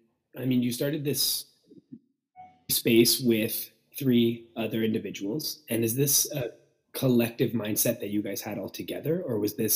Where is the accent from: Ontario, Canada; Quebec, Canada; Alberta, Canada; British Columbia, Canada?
Ontario, Canada; Ottawa; now in Toronto, Canada; I'm in Toronto. Toronto's super busy. I come from Ottawa, so it's a little more low-key there